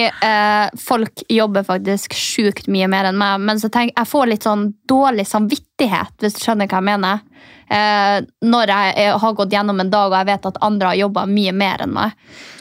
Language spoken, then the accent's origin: Norwegian; Northern Norway, Norway; now in Oslo, Norway; jeg som er liksom fra Nord-Norge